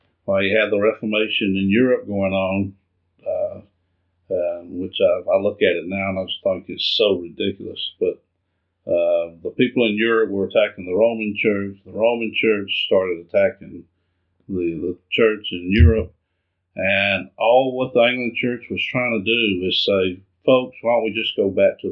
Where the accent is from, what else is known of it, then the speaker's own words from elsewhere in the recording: Atlanta, Georgia, United States; also born or lived in Fort Bragg; now in Charlotte, United States; I'm from Atlanta.